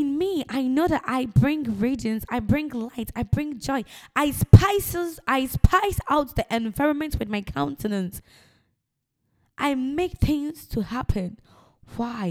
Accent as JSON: {"language": "English", "country": "Ghana", "moved": "yes", "lives_now": "United Kingdom", "said": "I'm a Ghanaian"}